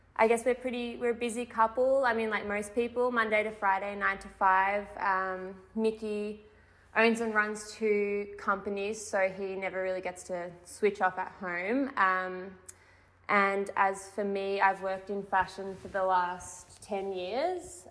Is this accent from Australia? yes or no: yes; Melbourne, Victoria, Australia; also born or lived in Torquay, Victoria; I grew up in half in Melbourne and then moved to finish high school in Torquay